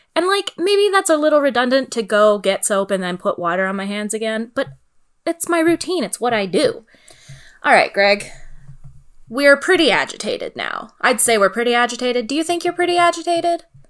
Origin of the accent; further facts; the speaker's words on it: Sault Ste. Marie, Ontario, Canada; I am from the Great North all the way up there in Sault Ste. Marie, and snow days were not a thing.